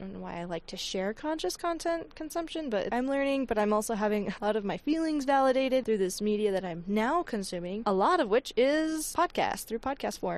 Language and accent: English; Utah, United States; I grew up in Utah